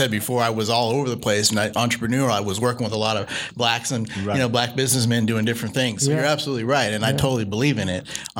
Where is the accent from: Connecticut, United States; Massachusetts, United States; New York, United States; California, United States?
California, United States; Sacramento; also born or lived in New Orleans, Louisiana; I grew up right here in Sacramento. You know, I grew up in Rosemont, and I grew up in the Heights before that.